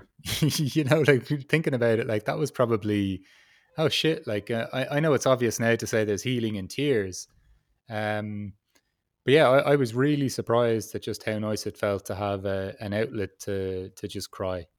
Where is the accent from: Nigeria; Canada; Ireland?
Ireland; I'm from Ireland